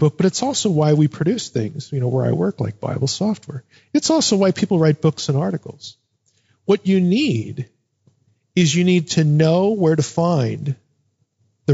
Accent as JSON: {"language": "English", "country": "United States", "tie": "born or raised there", "said": "Growing up in America."}